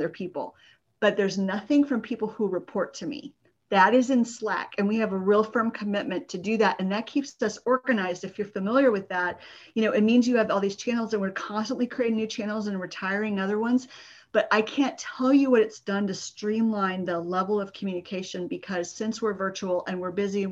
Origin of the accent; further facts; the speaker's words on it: San Antonio, Texas, United States; I grew up in Texas in the suburb of San Antonio.